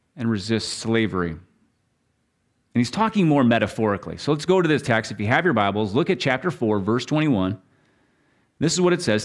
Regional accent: Minnesota, United States; I'm from Minnesota and all the lakes

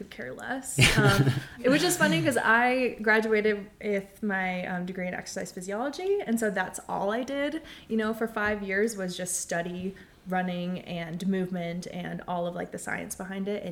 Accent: Minnesota, United States; also born or lived in Boston; now in Boulder, United States; I'm from Minnesota

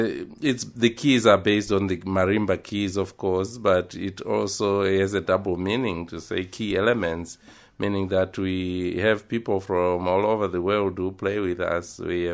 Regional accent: Zimbabwe; now in Tucson, United States; I was born in Zimbabwe. Yes, more in the rural areas, just outside the capital city, Harare.

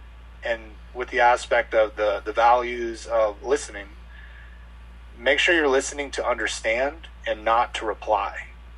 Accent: Mobile, Alabama, United States; born there; also born or lived in San Luis Obispo, California / Minnesota; I was born in Mobile, Alabama. We stayed there for a little bit, and then we ended up moving to California, SLO County, San Luis Obispo.

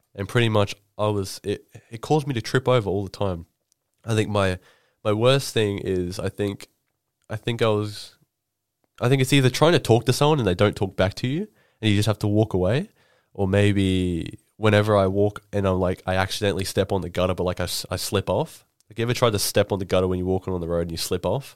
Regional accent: Rockhampton, Queensland, Australia; moved away; I'm from, you know, Rockhampton

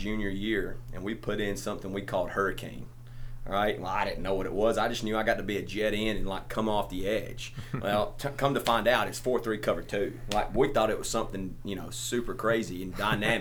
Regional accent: Crossville, United States; I'm from Crossville, so I'm from right down the road from here

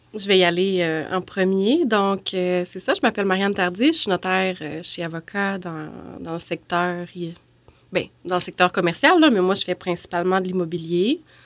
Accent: Beauce, Quebec, Canada; moved away as an adult; also born or lived in Sherbrooke; je suis originaire de la Beauce, mais je trouvais que aller à l'Université Laval, c'était un peu trop proche de, la maison des parents

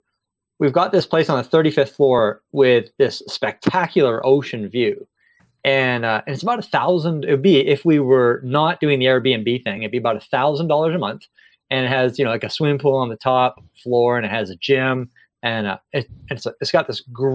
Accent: Canada; moved away as an adult; also born or lived in Singapore; I grew up in Canada, and I was a public school teacher there

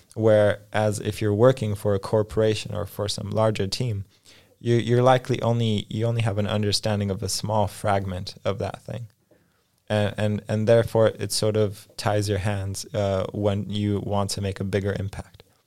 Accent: Los Angeles, California, United States; moved away as an adult; also born or lived in Poland; now in Krakow, Poland; when I was five, my family moved to Los Angeles, California, and essentially I grew up in, in the States

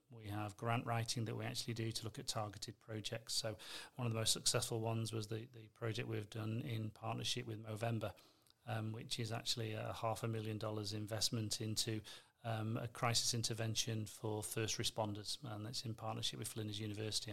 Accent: North West England, United Kingdom; accent: between Manchester and Liverpool; moved away as an adult; now in Adelaide, Australia; come from the northwest of England, so I'm guessing my accent's the variety for today's show. Um, not quite a Manchester accent, not quite a Liverpool accent. It sort of blends in between.

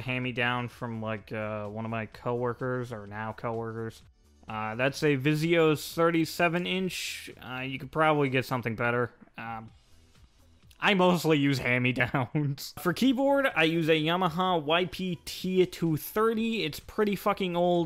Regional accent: United States; I'm an American

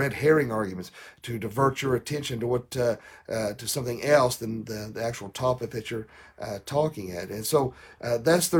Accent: the South, United States; I'm from the South.

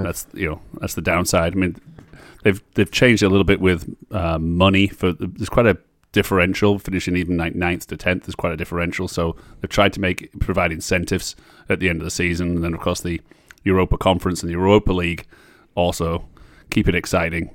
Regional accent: Barrow-in-Furness, North West England, United Kingdom; I absolutely am from there. I was born there.

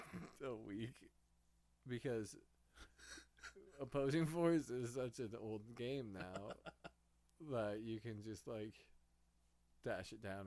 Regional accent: Midwest, United States; I am a Midwesterner.

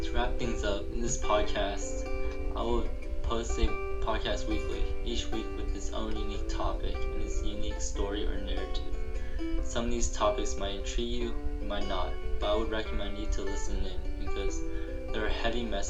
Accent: California, United States; California ASA in my home state

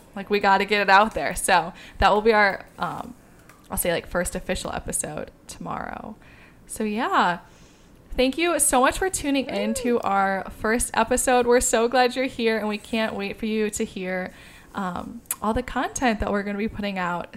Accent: Midwest, United States; I grew up in the Midwest

